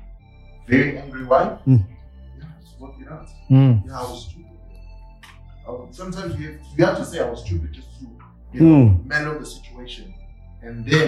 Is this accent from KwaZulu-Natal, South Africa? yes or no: yes; Durban, KwaZulu-Natal, South Africa; moved away as an adult; also born or lived in Taiwan / Abu Dhabi; now in Johannesburg, South Africa; now we're in Joburg, we're from Durban.